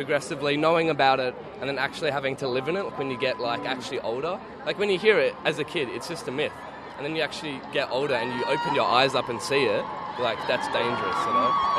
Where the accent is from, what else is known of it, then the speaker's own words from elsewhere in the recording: South Gippsland, Victoria, Australia; we're from South Gippsland.